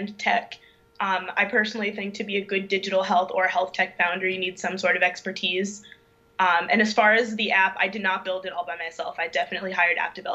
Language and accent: English; St. Louis, Missouri, United States; moved away as an adult; also born or lived in Durham, North Carolina; I was born and raised in St. Louis, Missouri